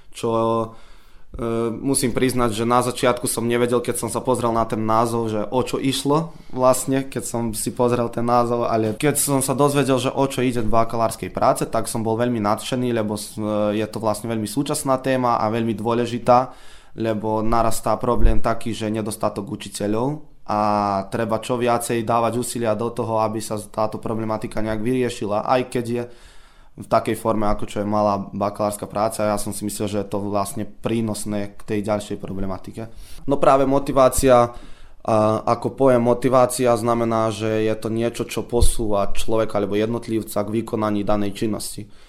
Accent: Serbia; tu u nás v Srbsku je asi 500 eur

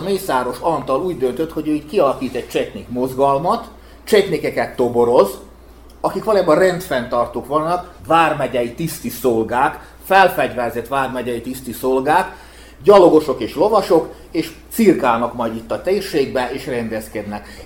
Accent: Bačka Topola, Vojvodina, Serbia; én Topolyi származás születésű vagyok

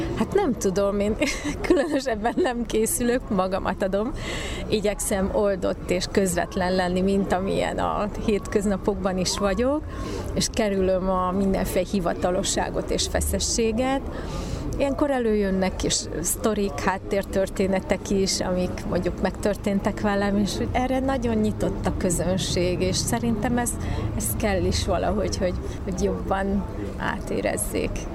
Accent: Szeged, Csongrád-Csanád, Hungary; also born or lived in Subotica; a szülővárosom, Szeged.

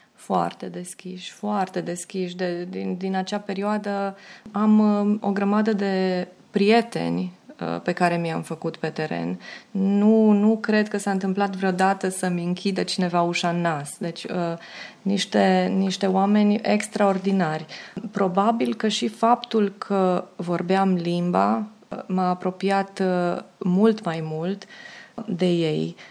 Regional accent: Hunedoara, Hunedoara County, Romania; also born or lived in Pitești, Romania / Dobrogostea, Romania; now in Belgrade, Serbia; la șapte ani uh, părinții m-au, uh, m-au luat acasă la Hunedoara, unde primiseră amândoi repartiție, fiind economiști

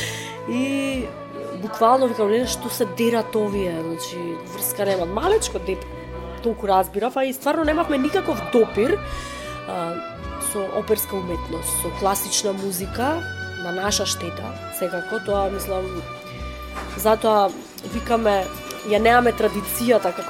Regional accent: Kruševo, Pelagonia, North Macedonia; also born or lived in Bitola; јас сум од Крушево и тој од Крушево

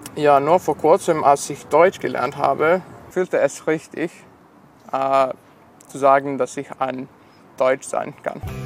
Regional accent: Sombor, Vojvodina, Serbia; first language Serbian; German is a second language; moved away as an adult; now in Novi Sad, Serbia; ich komme aus Sombor.

